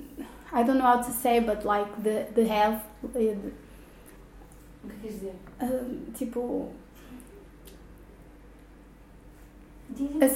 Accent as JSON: {"language": "English", "town": "Porto", "region": "Norte", "country": "Portugal", "tie": "born or raised there", "said": "I grew up in Porto"}